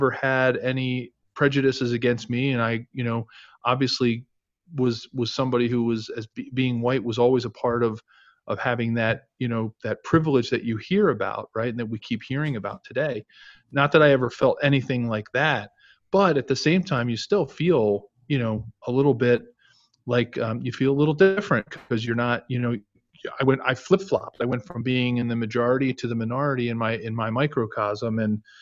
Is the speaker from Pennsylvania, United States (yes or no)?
yes; Ridley Township, Pennsylvania, United States; also born or lived in South Philadelphia; after we moved out of South Philadelphia, I grew up in Delaware County in Ridley Township outside of Philadelphia near the airport